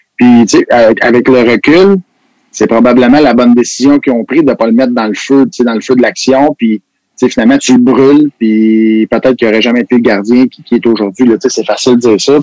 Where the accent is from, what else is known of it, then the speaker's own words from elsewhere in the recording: Quebec, Canada; on est des Québécois